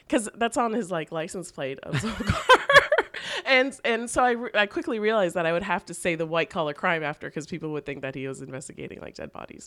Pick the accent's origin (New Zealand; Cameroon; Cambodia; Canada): Canada; Toronto, Ontario; now in New York City, United States; I grew up in Toronto